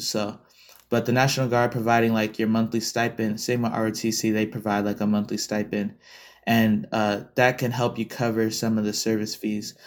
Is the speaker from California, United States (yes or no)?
no; Las Vegas, Nevada, United States; being someone who was born and raised in Vegas